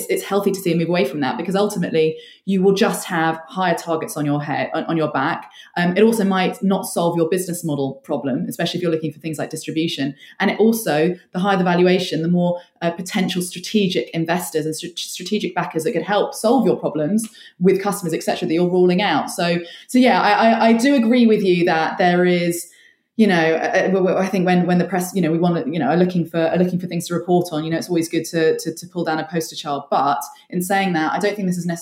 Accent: United Kingdom; as the British public

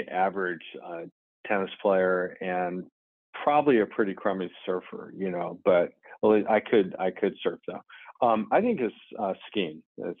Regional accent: Los Angeles, California, United States; moved away as an adult; also born or lived in New York / Ohio; now in Roanoke, United States; I'm from Southern California, from Los Angeles.

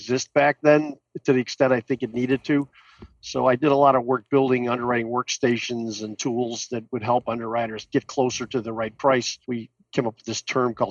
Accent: Oak Park, Illinois, United States; also born or lived in Chicago / DeKalb, Illinois; I lived in the first suburb west of Chicago called Oak Park. Went to Oak Park High School

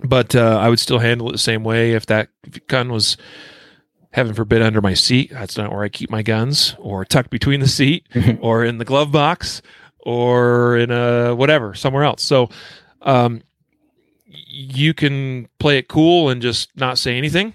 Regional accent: Idaho, United States; now in Colorado, United States; my state here, Colorado, my home state of Idaho

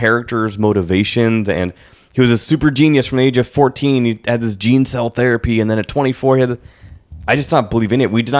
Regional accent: New York, United States; now in San Francisco, United States; Oh, well, I'm from New York, and I still have currency in New York, because blah, blah, but I moved to San Francisco after I lost my...

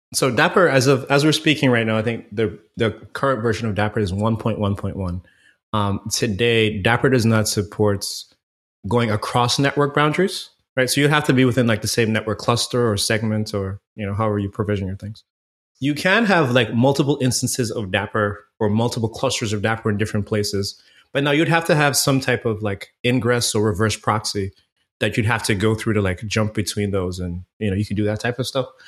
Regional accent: Antigua & Barbuda; moved away as an adult; now in Fort Lauderdale, United States; born and raised in Antigua, man. I lived in the Caribbean until I was about nineteen years old and, you know, came to Florida for school

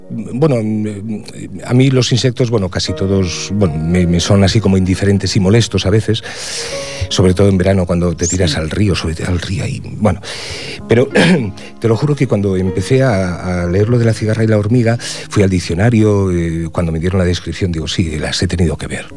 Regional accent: Cerredo, Asturias, Spain; now in Ripollet, Spain; el pueblo donde nací, Cerredo, en Asturias, un pueblo minero

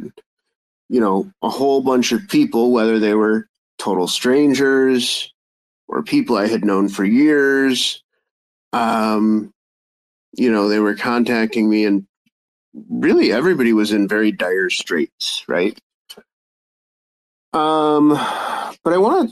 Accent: United States; I'm American

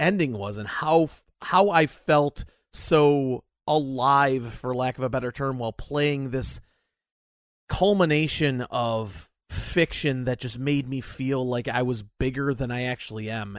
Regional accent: United States; I'm an American.

